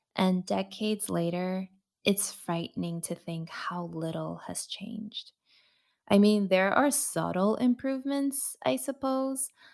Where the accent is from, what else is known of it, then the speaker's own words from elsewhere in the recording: United States; my identity as a second generation Asian American woman